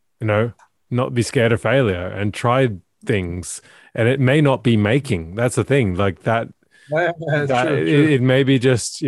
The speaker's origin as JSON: {"language": "English", "country": "Australia", "tie": "born or raised there", "moved": "yes", "lives_now": "Norway", "said": "I grew up in Australia"}